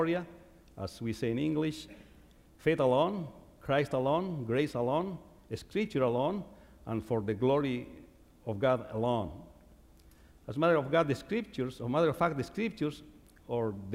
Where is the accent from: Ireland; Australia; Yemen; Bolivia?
Bolivia; first language Quechua; English is a second language; moved away; I was growing up in Bolivia, I was probably 9 years old